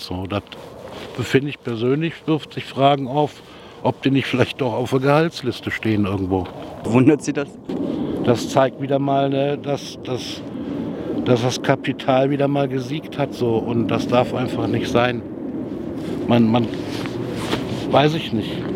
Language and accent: German; Jülich, North Rhine-Westphalia, Germany; ich komme aus Jülich, äh, gebürtiger Jülicher